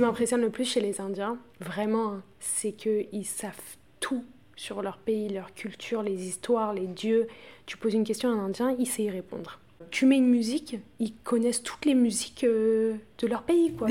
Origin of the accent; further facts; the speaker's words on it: France; moved away as an adult; now in Delhi, India; En tant que Française